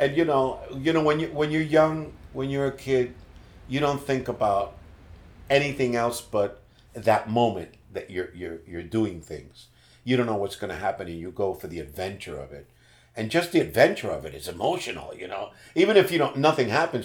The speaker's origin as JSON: {"language": "English", "country": "Puerto Rico", "tie": "born or raised there", "also_born_or_lived": "Bronx, New York City, United States / North Miami, United States", "moved": "as an adult", "lives_now": "Miami, United States"}